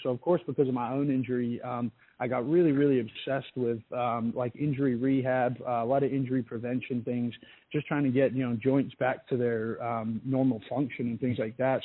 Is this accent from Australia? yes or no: yes; Australia; moved away as an adult; my life and growing up in Australia